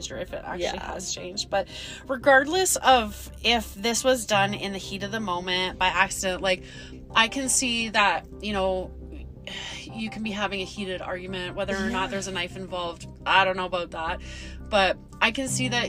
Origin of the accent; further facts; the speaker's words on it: Calgary, Alberta, Canada; we are from Calgary